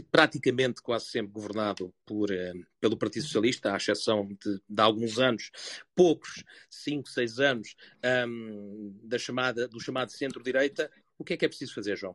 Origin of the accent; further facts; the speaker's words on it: Germany; sendo também eu alemão